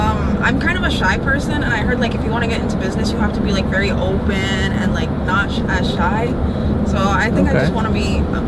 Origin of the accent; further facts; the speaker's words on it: Naples, Florida, United States; Yeah, born and raised in Naples.